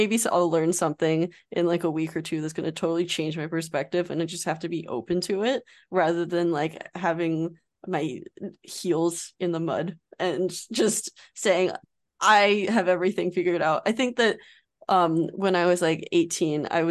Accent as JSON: {"language": "English", "country": "United States", "said": "as an American"}